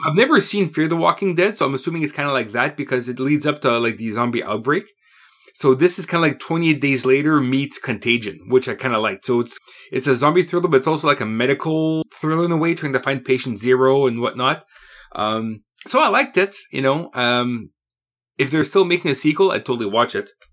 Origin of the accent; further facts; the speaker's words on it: Canada; I'm Canadian